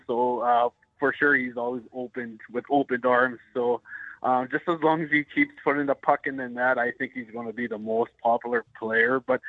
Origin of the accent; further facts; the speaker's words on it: Ontario, Canada; I'm from Ontario, so I love the Leafs.